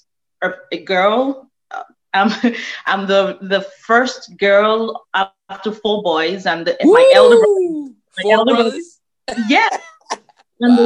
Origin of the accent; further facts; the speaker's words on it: Nigeria; moved away as an adult; now in Houston, United States; I was born and raised in Nigeria